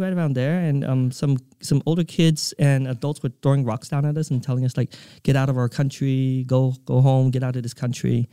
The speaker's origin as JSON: {"language": "English", "town": "Provo", "region": "Utah", "country": "United States", "tie": "born or raised there", "also_born_or_lived": "Vietnam / California", "moved": "yes", "said": "I grew up in Provo, Utah"}